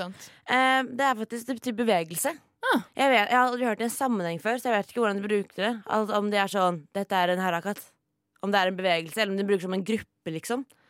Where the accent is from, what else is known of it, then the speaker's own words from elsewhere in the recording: Oslo, Norway; jeg er jo fra Oslo